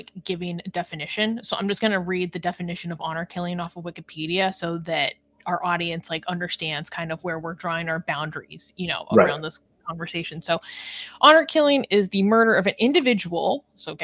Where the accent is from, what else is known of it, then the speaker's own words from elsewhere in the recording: West Coast of the United States, United States; I'm from America, I've spent my entire life on the West Coast of the United States.